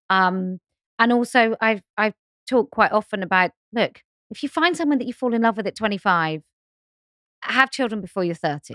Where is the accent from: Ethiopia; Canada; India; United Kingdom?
United Kingdom; I'm too British